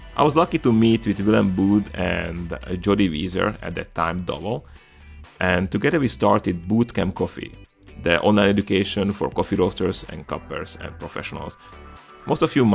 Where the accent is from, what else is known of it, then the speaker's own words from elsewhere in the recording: Komárno, Nitra Region, Slovakia; accent: Hungarian and Slavic influences; English is a second language; moved away as an adult; now in Marin County, United States; I'm originally from a small country in Central Europe called Slovakia, from a charming town on the bank of Danube called Komarno. And if my accent confuses you, it's because I belong to the Hungarian minority in Slovakia